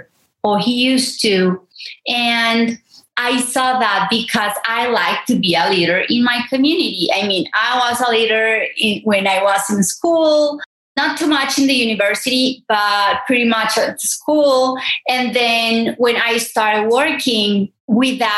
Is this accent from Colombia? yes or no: yes; Medellín, Antioquia, Colombia; English is a second language; also born or lived in El Santuario, Antioquia; growing up here in Colombia, so my family came from a small town named Santuario